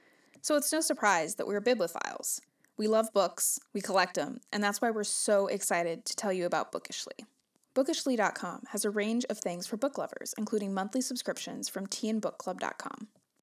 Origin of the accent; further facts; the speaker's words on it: Burbank, California, United States; moved away as an adult; now in Oregon, United States; So I grew up in Burbank. Mm-hmm. I was in the same house, in the same bedroom for 24 years before I moved to Oregon.